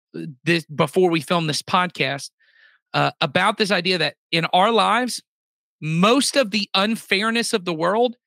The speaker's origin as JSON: {"language": "English", "country": "United States", "tie": "born or raised there", "said": "I was born in America"}